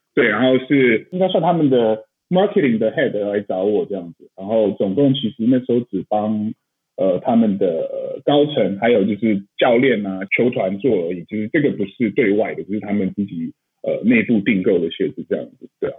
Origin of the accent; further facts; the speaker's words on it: Taiwan; moved away as an adult; 其实我也是台湾长大的，然后大学的时候出国去念嘛